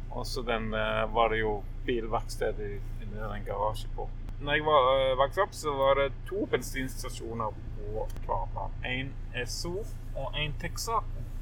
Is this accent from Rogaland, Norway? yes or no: yes; Kvanland, Rogaland, Norway; Men eh, jeg er fra Kvanland. Jeg er oppvokst på Kvanland